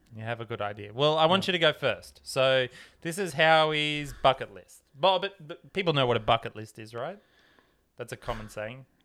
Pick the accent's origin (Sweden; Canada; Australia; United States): Australia; Tamworth, New South Wales; growing up in Tamworth in Australia